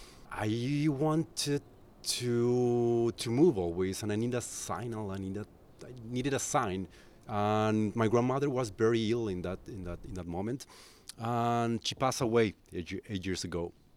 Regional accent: Colombia; English is a second language; moved away as an adult; now in Barcelona, Spain; I'm originally from Colombia.

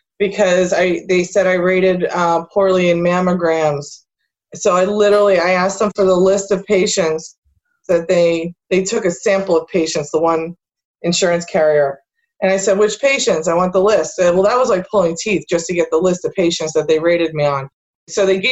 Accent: Allentown, Pennsylvania, United States; I grew up in this area. I was born here in Allentown and, you know, went all through grade school, high school.

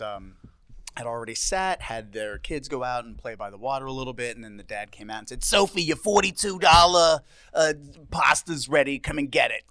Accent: Southampton, New York, United States; moved away as an adult; also born or lived in Brooklyn, New York; now in Southampton, United States; I grew up in Southampton

